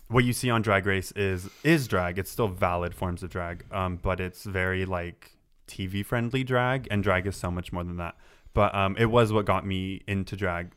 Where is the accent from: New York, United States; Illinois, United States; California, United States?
California, United States; Santa Barbara; I grew up in Santa Barbara.